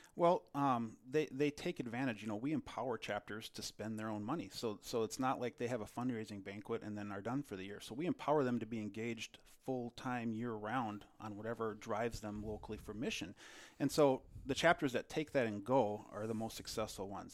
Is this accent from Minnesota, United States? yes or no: yes; Delano, Minnesota, United States; I grew up in Delano, Minnesota, uh, just, uh, west of the Twin Cities